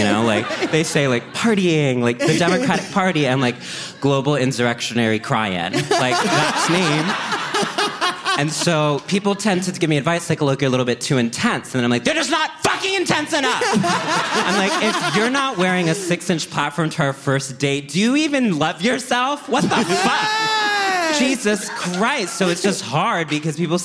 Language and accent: English; College Station, Texas, United States; moved away; growing up in College Station, Texas